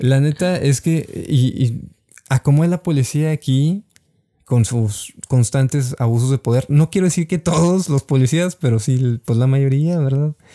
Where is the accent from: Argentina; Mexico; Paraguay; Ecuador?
Mexico; como mexicanos